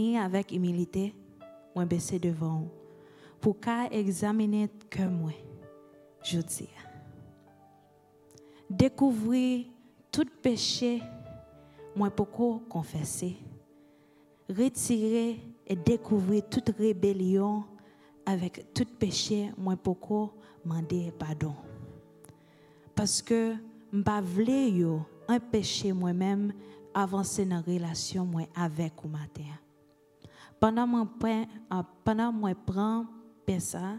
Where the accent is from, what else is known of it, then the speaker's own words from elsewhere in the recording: Haiti; first language Haitian Creole; English is a second language; moved away; This is my native language, and it represents the people in my home country of Haiti